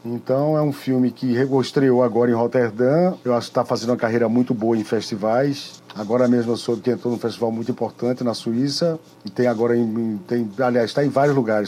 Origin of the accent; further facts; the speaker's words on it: Caruaru, Pernambuco, Brazil; Eu sou de Caruaru